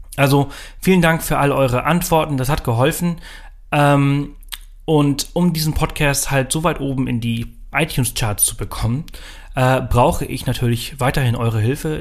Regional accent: Pollença, Balearic Islands, Spain; moved away; Also ich bin ja auf Mallorca aufgewachsen, im Norden von Mallorca in Poyenza.

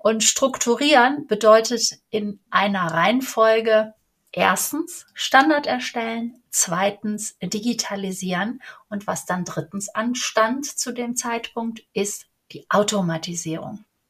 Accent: Cologne, North Rhine-Westphalia, Germany; Ich bin Kölnerin

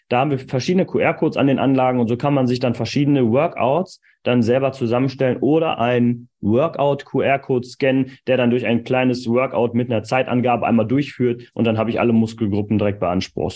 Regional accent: East Frisia, Lower Saxony, Germany; als Ostfriese sagen. Also ich komme ja aus Ostfriesland

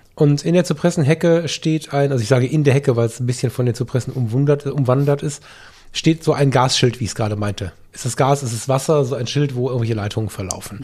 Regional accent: Düsseldorf, North Rhine-Westphalia, Germany; hier aus meiner Heimat

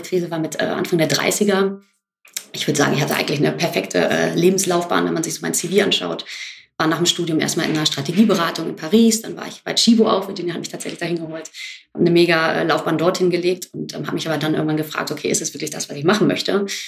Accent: Hamburg, Germany; Ich bin genau wie Virginia in Hamburg aufgewachsen

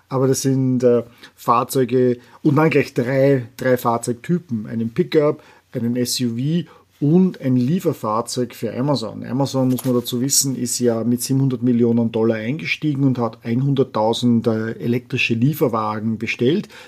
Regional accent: Vienna, Austria; moved away as an adult; now in San Francisco Bay Area, United States; ich komme ursprünglich aus Wien, wohne seit jetzt äh, über 20 Jahren in der San Francisco Bay Area

